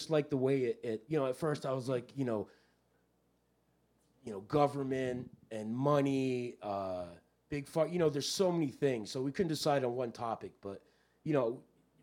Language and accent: English; Miami, Florida, United States; now in Newport, Rhode Island, United States; I grew up in Miami with David.